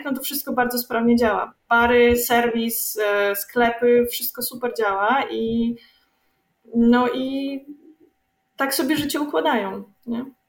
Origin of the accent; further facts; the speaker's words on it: Belarus; my Białorusini